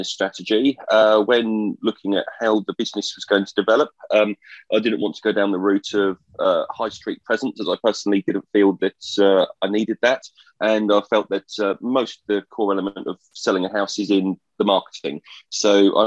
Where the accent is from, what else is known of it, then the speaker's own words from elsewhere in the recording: Colchester, East of England, United Kingdom; my hometown in Colchester, which I went back